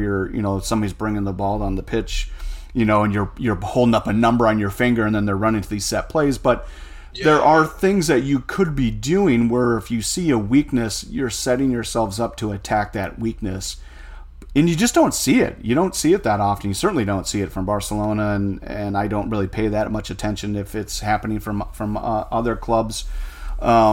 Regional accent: United States; as an American

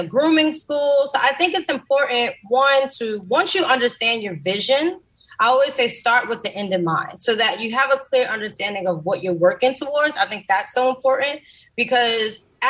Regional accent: New York City, New York, United States; I grew up in the South Bronx in the Mitchell Houses, which is a project

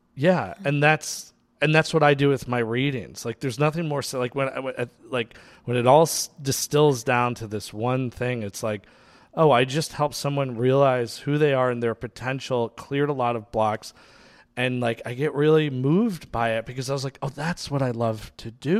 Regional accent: New York, United States; now in Los Angeles, United States; I was born in New York

